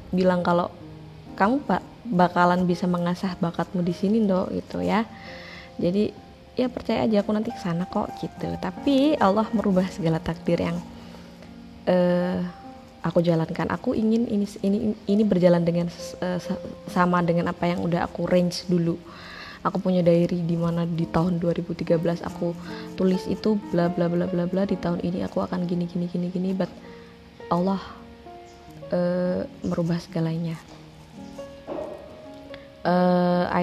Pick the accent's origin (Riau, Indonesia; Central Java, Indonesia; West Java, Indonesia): Central Java, Indonesia; Pati; aku orang Pati aku basically adalah seorang aktivis sebenarnya